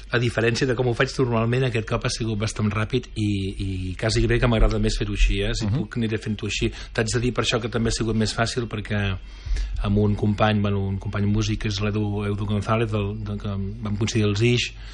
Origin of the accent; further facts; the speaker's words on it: Sabadell, Catalonia, Spain; moved away as an adult; also born or lived in London; now in La Garriga, Spain; vaig venir a viure aquí a la Garriga fa uns 5-6 anys, però sóc de Sabadell